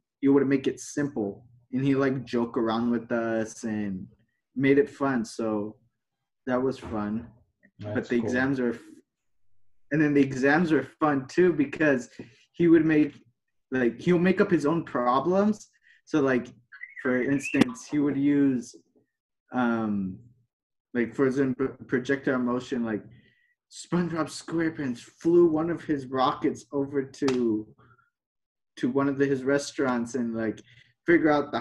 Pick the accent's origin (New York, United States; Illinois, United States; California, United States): California, United States; Ventura; also born or lived in Santa Paula, California; I was born and raised in Ventura, California.